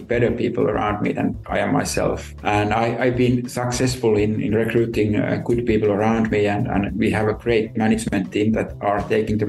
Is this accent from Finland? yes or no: yes; Tampere, Pirkanmaa, Finland; moved away as an adult; now in Helsinki, Finland; I could get a nice job in my city, my hometown then